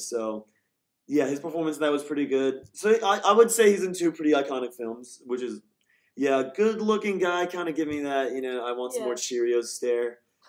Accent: Philadelphia, Pennsylvania, United States; but I'm from Philadelphia. So we're Eagles fans.

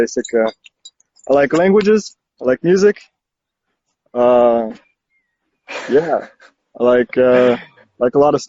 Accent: Mexico; born there; also born or lived in Brazil; people say, yeah, but where were you born? And I'm like, well, I was born in Mexico.

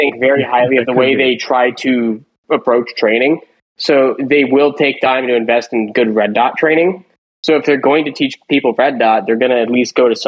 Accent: Denver, Colorado, United States; moved away; I was from Denver

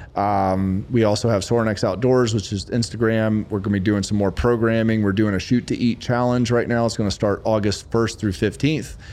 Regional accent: Lexington, South Carolina, United States; born or raised there

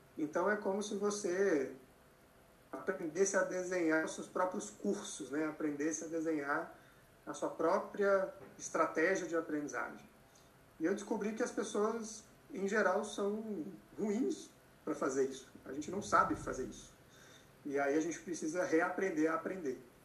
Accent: Minas Gerais, Brazil; moved away as an adult; also born or lived in Belo Horizonte; now in São Paulo, Brazil; Eu sou mineiro

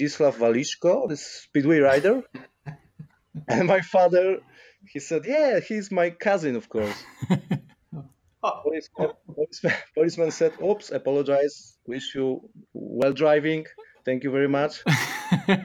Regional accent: Krosno, Subcarpathian Voivodeship, Poland; English is a second language; I'm come from Krosno. It's a not big city in the southeast of Poland, 60 kilometers from Rzeszów. That region is called Podkarpacie

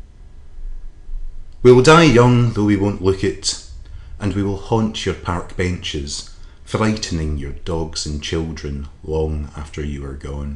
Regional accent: Scotland, United Kingdom; also born or lived in South London; now in London, United Kingdom; I like to sift around South London, being Scottish, doing Scottish things

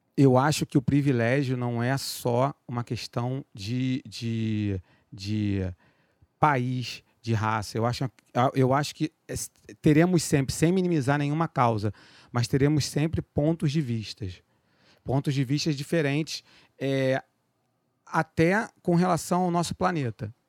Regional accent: Rio de Janeiro, Brazil; also born or lived in Penha, Rio de Janeiro; do Meyer

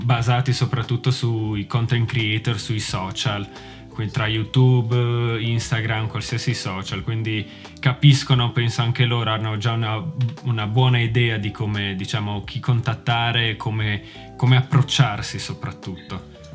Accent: Manzano, Friuli-Venezia Giulia, Italy; moved away as an adult; now in Glasgow, United Kingdom; sono originario dal Friuli di Manzano, più specificamente, però sono ormai da 5 anni più o meno che vivo a Glasgow, in Scozia.

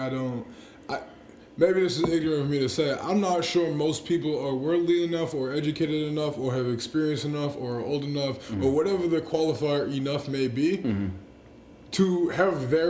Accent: North Shore, Massachusetts, United States; Massachusetts, born and bred

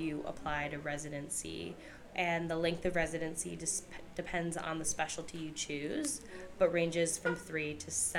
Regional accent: United States; also born or lived in Ann Arbor, Michigan; we are both from the United States

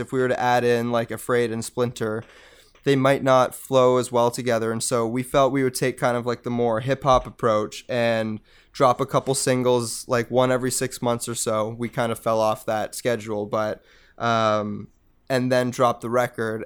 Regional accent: Mississauga, Ontario, Canada; also born or lived in United States; now in Hamilton, Canada; I grew up in Mississauga.

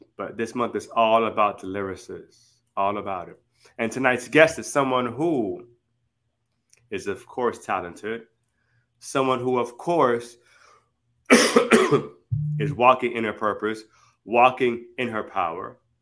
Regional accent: Miami or Broward, Florida, United States; our hometown in like Miami or Broward

